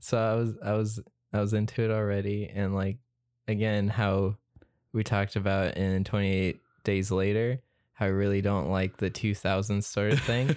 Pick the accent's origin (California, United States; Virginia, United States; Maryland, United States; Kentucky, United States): California, United States; Southern; as Southern Californian